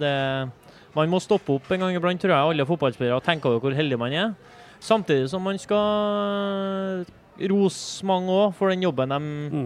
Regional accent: Trøndelag, Norway; vi er trøndere

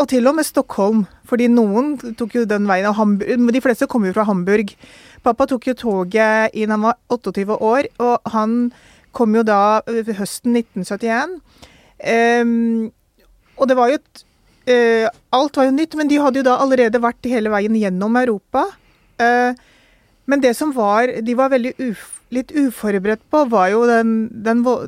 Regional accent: Norway; also born or lived in Pakistan (ancestry); jeg er nordmann

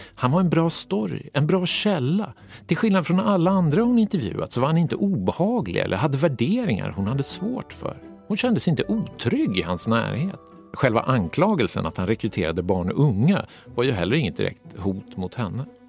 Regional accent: Gävle, Gävleborg County, Sweden; Har jag sagt att jag är från Gävle?

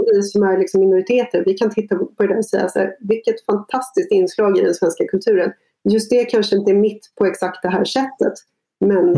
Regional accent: Sweden; jag är liksom första generationen infödd svensk

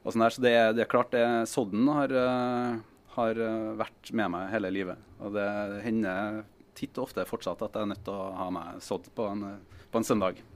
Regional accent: Trøndelag, Norway; Jeg er trønder, først og mm. fremst

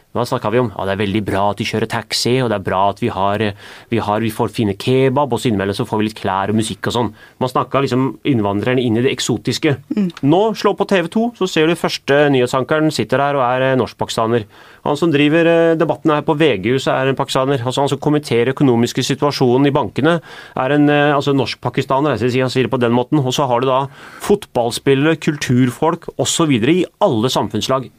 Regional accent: Norway; Jeg er den første generasjonen som er født og oppvokst i Norge

